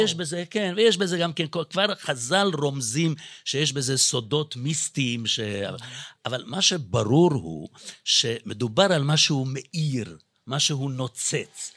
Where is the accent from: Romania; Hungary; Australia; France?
Hungary; Budapest; accent: Hungarian; now in Israel; כי גם אני יליד בודפשט, אז יכול להיות שגם במבטא שלי אפשר קצת לשמוע את זה.